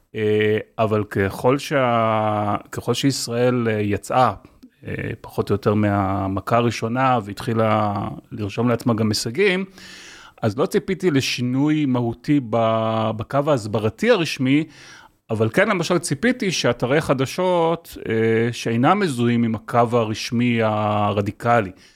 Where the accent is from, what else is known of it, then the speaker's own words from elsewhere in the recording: Israel; בתור ישראלי